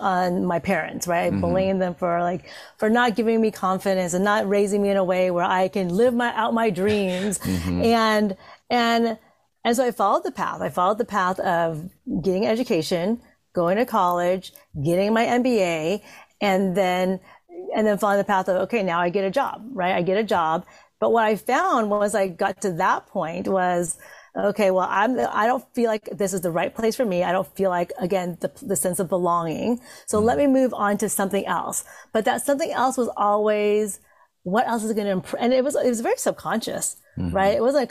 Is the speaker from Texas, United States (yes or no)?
no; Santa Monica, California, United States; also born or lived in Vietnam; growing up in Santa Monica, California, as one of 5 Asian people in my school